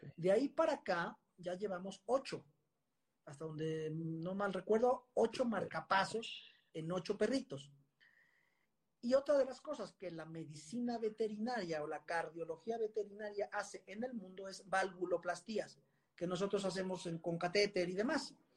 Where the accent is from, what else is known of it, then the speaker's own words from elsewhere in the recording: Mexico; also born or lived in Puebla / Spain; yo soy mexicano, me siento mexicano, me encanta mi país